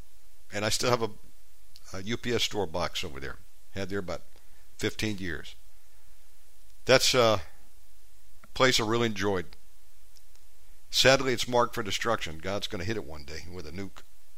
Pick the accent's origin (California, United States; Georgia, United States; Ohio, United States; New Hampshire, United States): Georgia, United States; born there; also born or lived in Virginia / Texas / Las Vegas; And while I was born in Georgia, spent about 10 years in Virginia, time in Texas, different places.